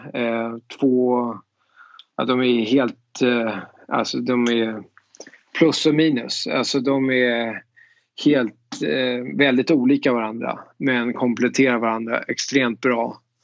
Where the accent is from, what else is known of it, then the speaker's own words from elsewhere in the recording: Danderyd, Stockholm County, Sweden; moved away as an adult; now in Augusta, United States; jag växte upp i Danderyd